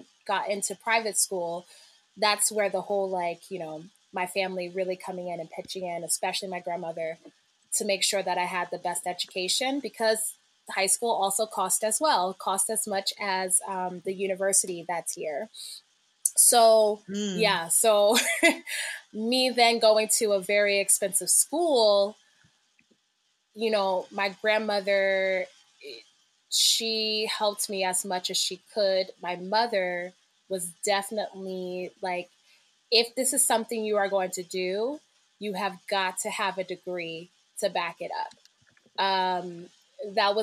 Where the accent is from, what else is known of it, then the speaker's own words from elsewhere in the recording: Akron, Ohio, United States; moved away as an adult; now in Brooklyn, United States; my childhood in Ohio was off and on very happy